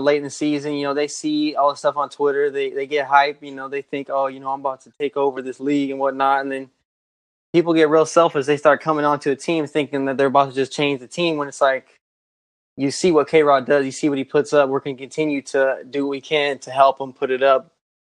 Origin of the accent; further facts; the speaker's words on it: California, United States; I'm from Cali